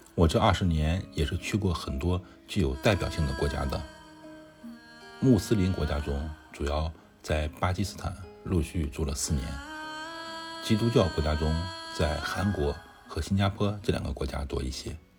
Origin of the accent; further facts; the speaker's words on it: China; 我们中国人对餐饮没有太多禁忌